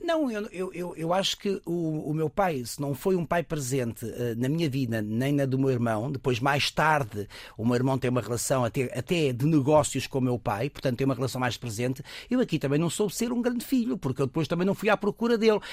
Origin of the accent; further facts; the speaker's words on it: Lisbon, Portugal; also born or lived in Coimbra; eu sou lisboeta, mas quando a minha mãe se separa do meu pai, tinha 3, 4 anos